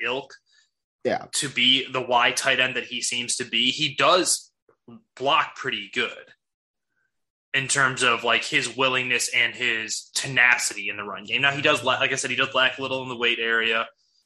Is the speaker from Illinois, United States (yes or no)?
yes; Chicago, Illinois, United States; We are from the Chicago area